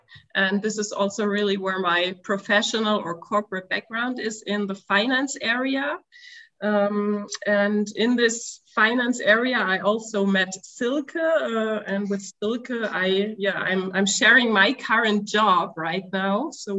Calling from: Stuttgart, Baden-Württemberg, Germany; So today we're calling in from Stuttgart, which is a city in the southern part of Germany.

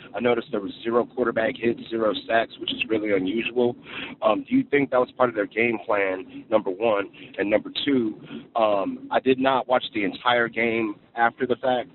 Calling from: Cary, North Carolina, United States; I'm calling from Cary, North Carolina, right outside of Raleigh

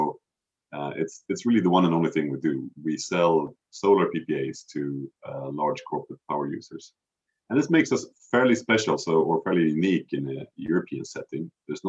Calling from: Stockholm, Stockholm County, Sweden; also born or lived in Cambridge; I'm calling you from Stockholm, which is where I'm based and live these days.

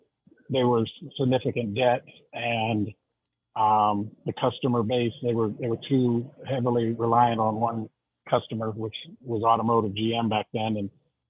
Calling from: Warren, Michigan, United States; In Warren, Michigan today.

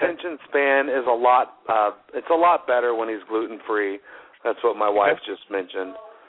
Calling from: Colorado, United States; calling from Colorado.

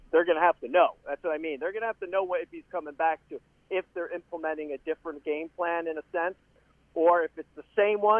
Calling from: Tampa, Florida, United States; Hey, John Lance. It's

